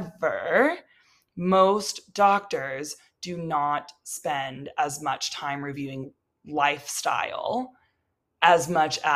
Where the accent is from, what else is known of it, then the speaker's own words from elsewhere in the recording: Texas, United States; now in Colorado, United States; I'm from Texas